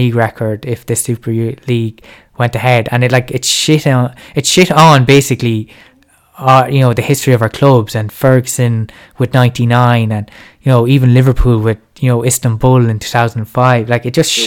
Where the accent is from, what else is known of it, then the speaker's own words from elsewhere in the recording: Ireland; even as Irish fans